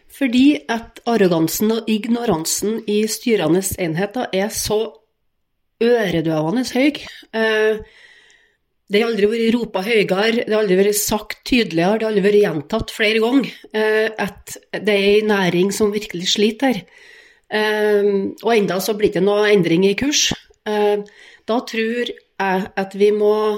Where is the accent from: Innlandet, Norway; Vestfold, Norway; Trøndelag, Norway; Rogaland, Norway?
Trøndelag, Norway; Grong; moved away; hjem og starte der jeg kommer ifra